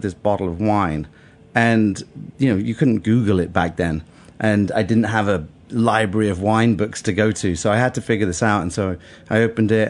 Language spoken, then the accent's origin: English; Bath, South West England, United Kingdom; moved away as an adult; also born or lived in London; Bath. It's a town west of England, about 100 miles west of London.